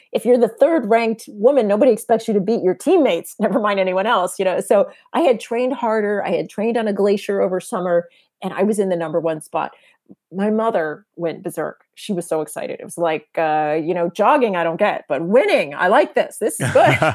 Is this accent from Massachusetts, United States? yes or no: no; San Diego, California, United States; moved away; I grew up in San Diego